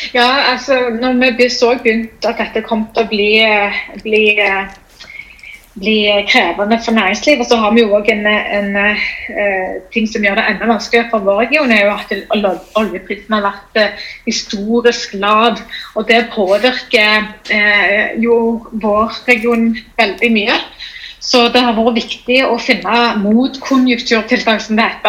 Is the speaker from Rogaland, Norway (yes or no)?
yes; Stavanger, Rogaland, Norway; also born or lived in Bergen; jeg er eh, fra Madla. Født og oppvokst Madla